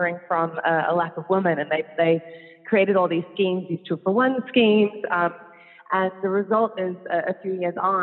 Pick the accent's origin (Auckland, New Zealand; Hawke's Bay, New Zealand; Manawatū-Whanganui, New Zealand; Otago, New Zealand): Auckland, New Zealand; moved away as an adult; now in Netherlands; I'm a Kiwi. So I'm originally from New Zealand.